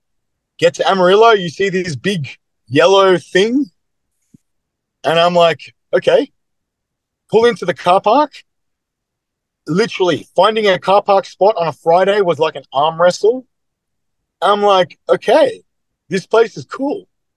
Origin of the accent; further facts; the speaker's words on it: Australia; I'm from Australia. I've come this far.